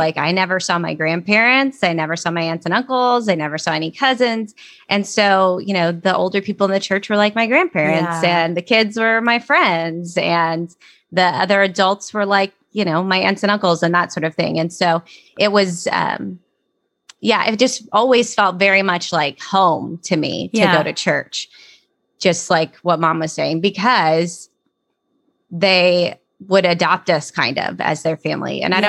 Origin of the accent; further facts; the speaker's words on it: North Dakota, United States; born there; I was born in North Dakota.